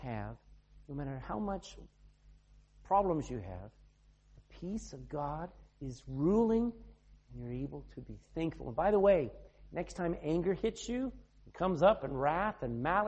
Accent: the South, United States; moved away as an adult; now in Ireland; I'm from the South

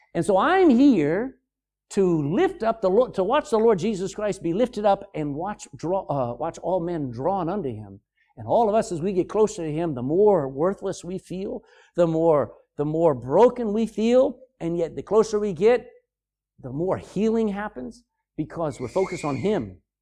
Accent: United States; moved away as an adult; now in Ireland; I come from America there twenty-four years ago

